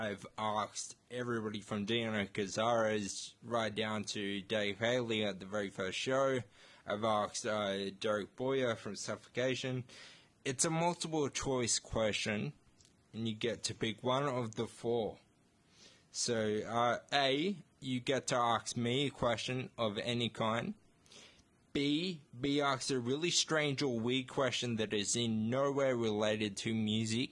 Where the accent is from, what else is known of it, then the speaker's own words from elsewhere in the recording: Batemans Bay, New South Wales, Australia; I'm 26 and I grew up in Batemans Bay as well